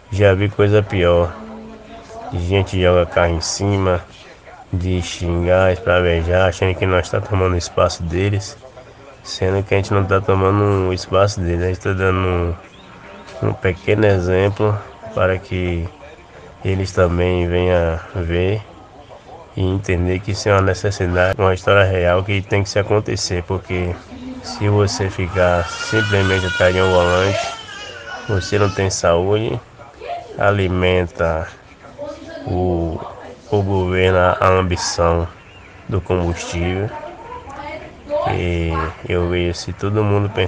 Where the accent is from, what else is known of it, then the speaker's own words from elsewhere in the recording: Feira de Santana, Bahia, Brazil; Eu sou natural de Feira de Santana e eu morava ali em Feira, num bairro chamado Parque P.